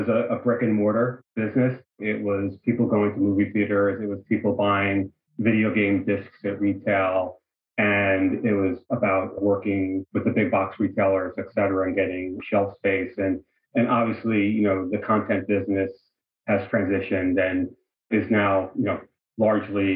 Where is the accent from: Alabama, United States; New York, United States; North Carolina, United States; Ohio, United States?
New York, United States; moved away as an adult; also born or lived in Bay Area; now in Los Angeles, United States; I'm originally from New York